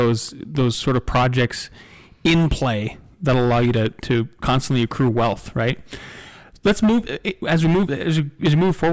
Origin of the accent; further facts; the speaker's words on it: North Dakota, United States; I grew up in North Dakota too